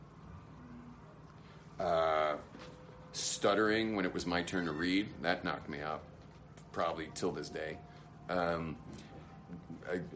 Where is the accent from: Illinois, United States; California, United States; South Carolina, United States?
California, United States; Los Angeles; I was raised in West